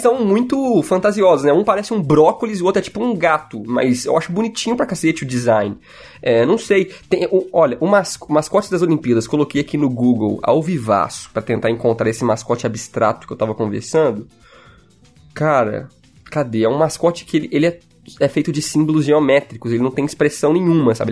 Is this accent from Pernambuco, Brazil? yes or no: no; Minas Gerais, Brazil; accent: mineiro; eu sou bem mineiro mesmo